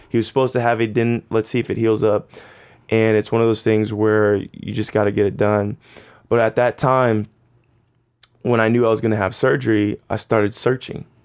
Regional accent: Phoenix, Arizona, United States; I grew up in Phoenix, Arizona

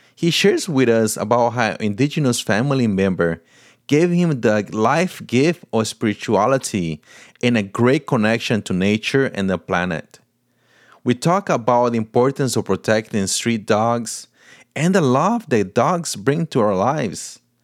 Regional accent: Paraguay; first language Portuguese; English is a second language; now in United States; Portuguese is my first language. My mom is Brazilian from Paraná. So, you know, we grew up in a house, uh, speaking Portuguese, but I was born in Paraguay, so we spoke Spanish there

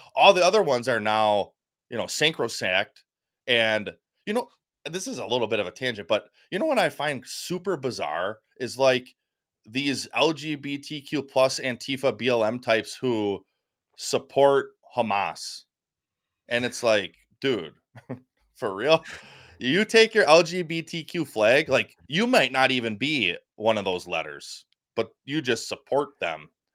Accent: United States; I'm American.

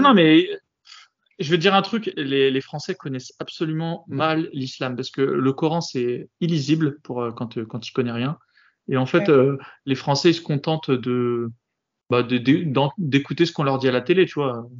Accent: France; chez nous en France

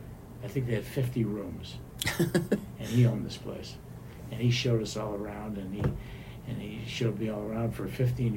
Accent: Chicago, Illinois, United States; now in Las Vegas, United States; We took a road trip from Chicago. We're from Chicago.

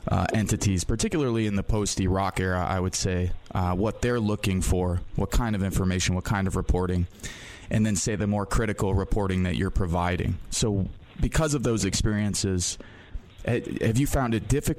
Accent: Michigan City, Indiana, United States; also born or lived in Chicago; I grew up in the Midwest. My family's from the southeast side of Chicago. We moved to a sort of deindustrialized Rust Belt area here in northwest Indiana in a town called Michigan City

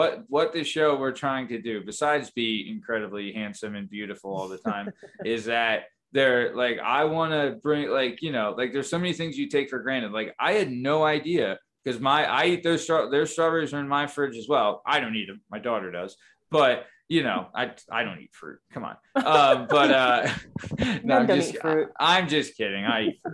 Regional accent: Thousand Oaks, California, United States; moved away; also born or lived in Simi Valley; I was born in California. I was born in Thousand Oaks, lived in Simi Valley

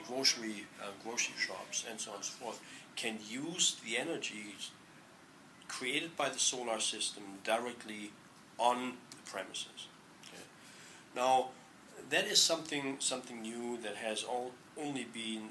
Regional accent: Germany; moved away as an adult; also born or lived in Hamburg, Germany; now in Palo Alto, United States; I'm from Germany

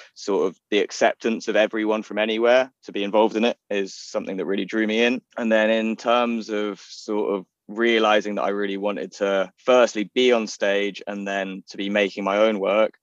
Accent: London, United Kingdom; I grew up in Golders Green in North London

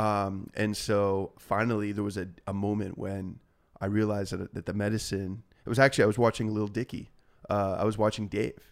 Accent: Laguna Niguel, California, United States; also born or lived in Aliso Viejo, California; I grew up, went to you know high school in uh, Aliso Viejo, California

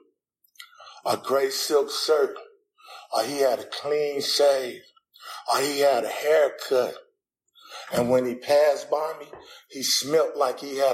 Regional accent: Los Angeles, California, United States; I'm a gangbanger from Los Angeles

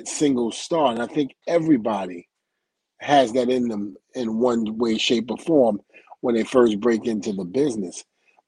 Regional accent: New York City, New York, United States; I was a big Hulk Hogan fan growing up in Brooklyn, New York

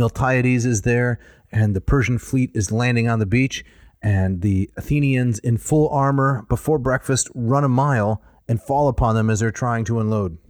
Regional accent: Midwest, United States; I was raised in the Midwest

